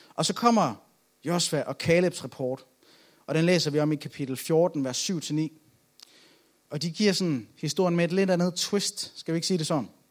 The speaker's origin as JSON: {"language": "Danish", "town": "Aalborg", "region": "North Denmark Region", "country": "Denmark", "said": "Jeg er fra Aalborg"}